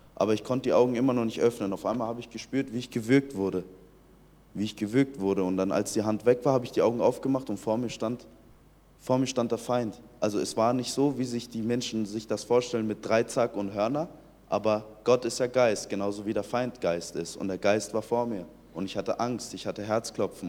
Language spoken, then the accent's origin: German; Iran; ich bin 2003 im Iran geboren